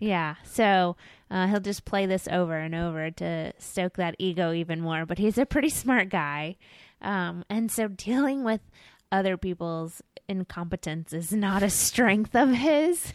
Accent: Florida, United States; I'm a Floridian

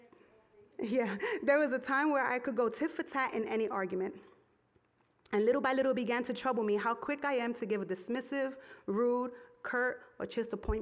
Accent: New York City, New York, United States; I come from Brooklyn

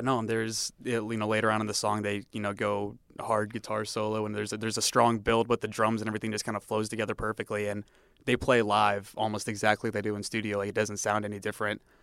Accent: Cleveland, Ohio, United States; moved away; my hometown of Cleveland, Ohio

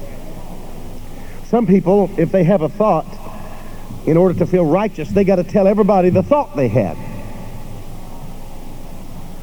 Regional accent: West Texas, United States; I'm from West Texas

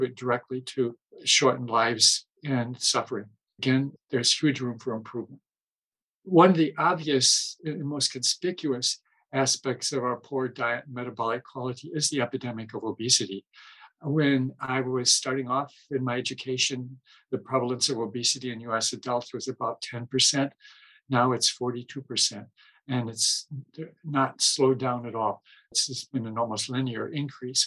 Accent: Midwest, United States; growing up in the Midwest, our family were dairy farmers from way back

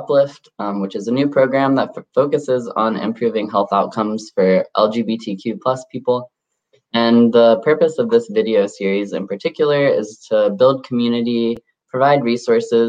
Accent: Morehead City, North Carolina, United States; now in Durham, United States; I'm from Morehead City on the coast of North Carolina

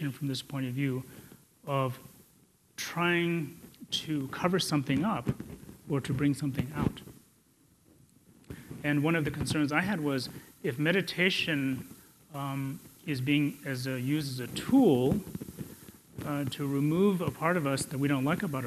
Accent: India; I was born in India

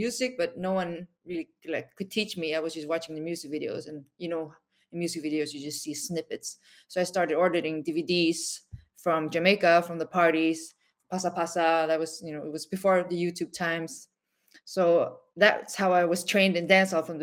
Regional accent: Sweden; moved away as an adult; also born or lived in South Korea / New York; I was exported to Sweden, imported by Swedish parents, grew up, you know, as a, you know, as an Asian person in Sweden

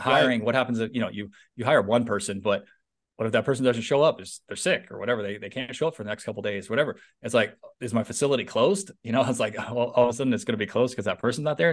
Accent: San Francisco Bay Area, Northern California, United States; now in Southern California, United States; I live in Southern California, although I'm from Northern California, the San Francisco Bay Area

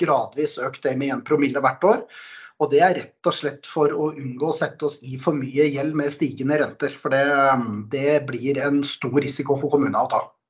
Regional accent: Oslo, Norway; moved away as an adult; now in Hemsedal, Norway; Født og oppvokst på Oslos eh, beste østkant, eh, Manglerud.

